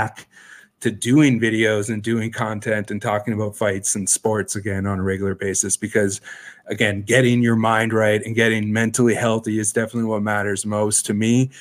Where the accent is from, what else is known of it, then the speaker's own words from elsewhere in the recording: Sudbury, Ontario, Canada; moved away as an adult; now in Toronto, Canada; I moved back home and worked in the mines and the smelter in Sudbury from like late 2010 until 2015. Got sick of my hometown again